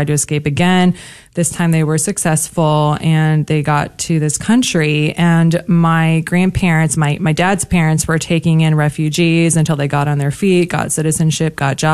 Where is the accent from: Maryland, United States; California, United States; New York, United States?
California, United States; Southern; I'm from Southern California